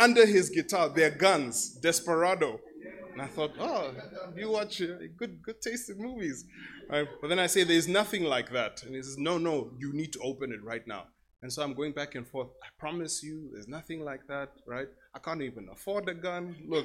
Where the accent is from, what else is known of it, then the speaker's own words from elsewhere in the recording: Namibia; I'm from Namibia.